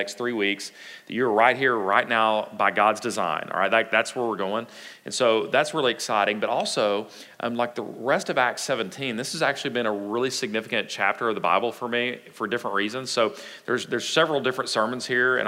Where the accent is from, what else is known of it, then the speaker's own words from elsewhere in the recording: Texas, United States; us Texans